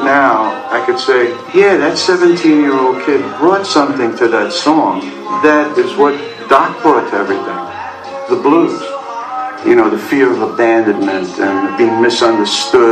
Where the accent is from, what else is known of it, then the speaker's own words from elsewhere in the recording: New York City, New York, United States; I was from the Bronx